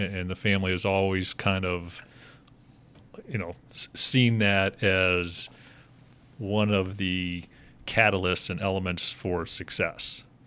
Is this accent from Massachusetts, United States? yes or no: no; Cincinnati, Ohio, United States; born or raised there; also born or lived in Pittsburgh, Pennsylvania; now in Chicago, United States